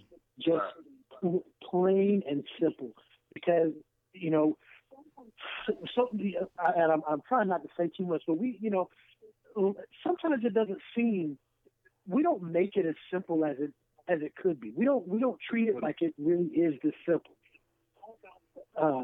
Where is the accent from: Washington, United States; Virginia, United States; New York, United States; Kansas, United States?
Kansas, United States; moved away as an adult; now in St. Louis, United States; I'm actually originally from Kansas.